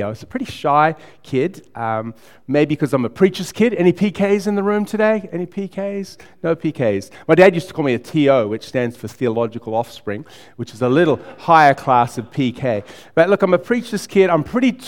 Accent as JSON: {"language": "English", "country": "United States", "tie": "born or raised there", "also_born_or_lived": "Blackburn South, Victoria, Australia", "moved": "as an adult", "lives_now": "Melbourne, Australia", "said": "I moved to America when I was 9. I spent 10 years there with my family"}